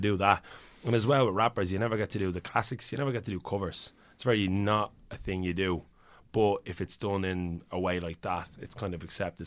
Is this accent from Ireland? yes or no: yes; Ireland; accent: Irish; in my own accent